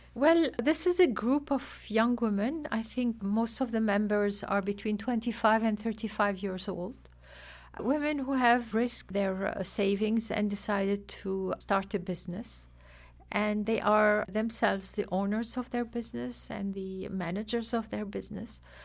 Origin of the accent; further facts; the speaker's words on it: Lebanon; now in Afghanistan; originally I'm from Lebanon